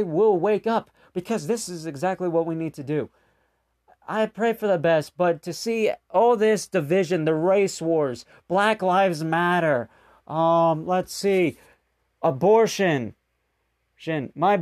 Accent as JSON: {"language": "English", "country": "United States", "said": "as an American"}